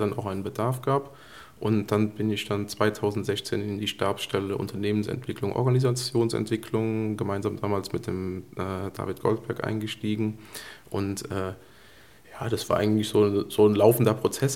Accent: Koblenz area, Rhineland-Palatinate, Germany; ich bin sozusagen eigentlich ein Koblenzer Junge

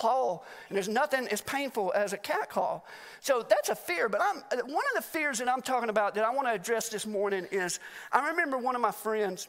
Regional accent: Alabama, United States; now in Mt. Juliet, United States; I am from Alabama

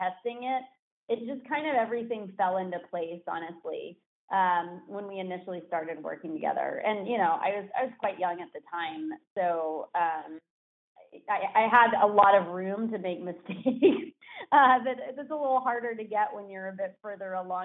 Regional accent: Danville, California, United States; also born or lived in Los Angeles; I am a Bay Area native. I grew up in Danville, went to school

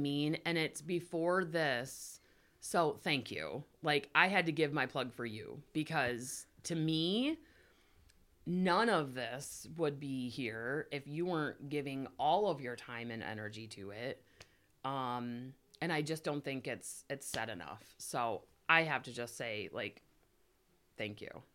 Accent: Climax, Michigan, United States; we're from Climax Scots

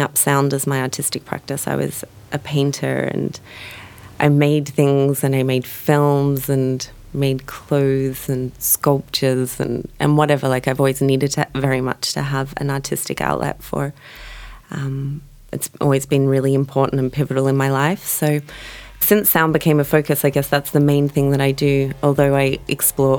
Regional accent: Melbourne, Victoria, Australia; moved away as an adult; also born or lived in San Francisco; now in Berlin, Germany; I'm from Melbourne, Australia

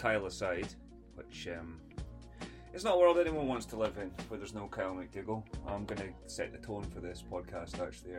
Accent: Scotland, United Kingdom; I also potentially insult my home country of Scotland, so if I did, I apologise profusely

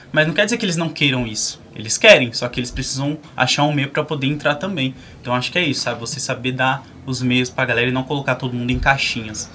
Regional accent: São Paulo, Brazil; eu sou da cidade Tiradentes

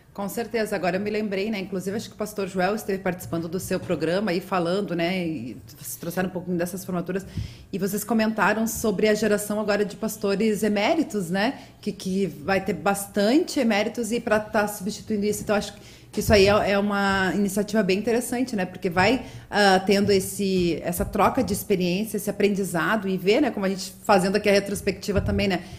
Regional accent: Rio Grande do Sul, Brazil; sou gaúcha, já falo troteando

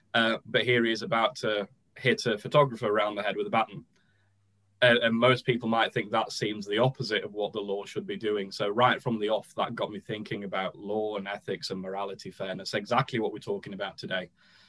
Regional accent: Barnsley, Yorkshire and the Humber, United Kingdom; So you might be able to tell from what's left of my accent, I'm originally from a place called Barnsley in South Yorkshire.

